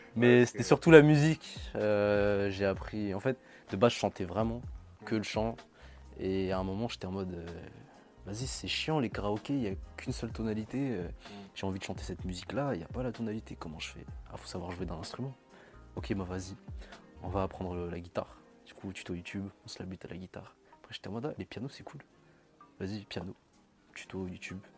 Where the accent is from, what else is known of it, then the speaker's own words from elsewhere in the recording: Madagascar; je suis malgache